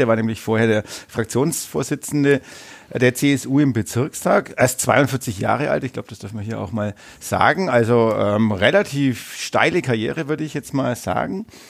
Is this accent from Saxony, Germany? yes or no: no; Bavaria, Germany; also born or lived in Nuremberg; Ich komme aus dem Landkreis neustadt eichbad winsheim